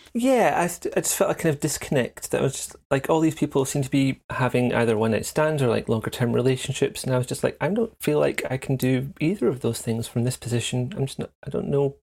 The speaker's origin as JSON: {"language": "English", "region": "central Scotland", "country": "United Kingdom", "tie": "born or raised there", "said": "the first nine, ten years was kind of in a small town in central Scotland"}